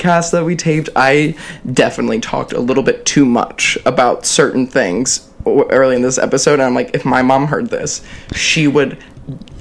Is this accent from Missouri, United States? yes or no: yes; Fenton, Missouri, United States; moved away; growing up in Fenton, Missouri as a little gay kid